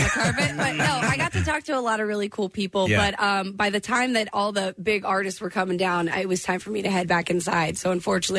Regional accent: Texas, United States; I mean, when I started out growing up in Texas, there's always that little bit of country that you run into no matter where you are in Texas.

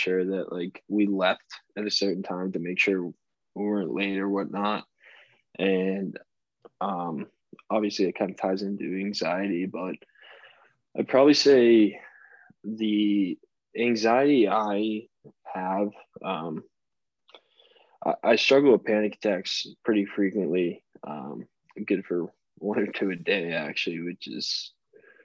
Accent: Boston, Massachusetts, United States; now in Birmingham, United States; I'm from Boston

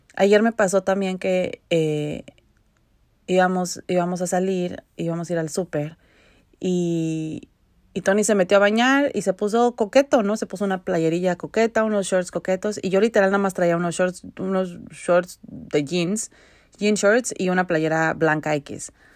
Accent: Mexico; now in Vancouver, Canada; yo crecí en México

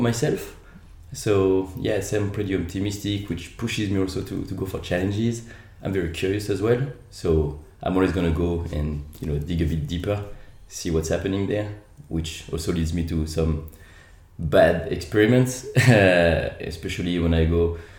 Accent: France; English is a second language; moved away as an adult; now in Australia; Sorry about the accent. Uh, I'm actually uh, Australian as well, so I'm French Australian

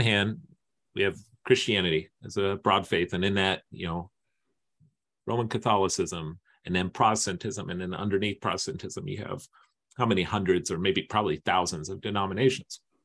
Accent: East Coast, United States; I'm from the East Coast

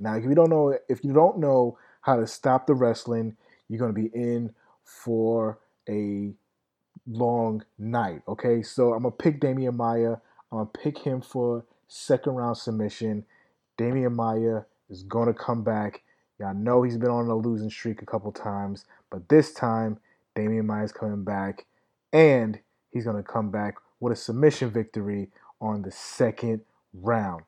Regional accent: United States; I'm American, all right? I'm not Brazilian

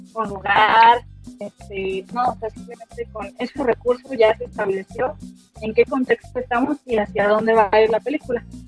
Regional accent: Mexico; nosotros mexicanos

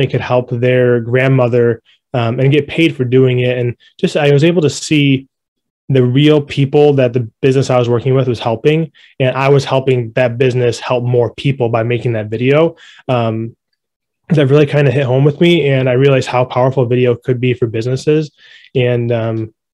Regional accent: Rochester, New York, United States; moved away as an adult; now in Buffalo, United States; I'm originally from Rochester, but I've lived in Buffalo for about 5 or 6 years

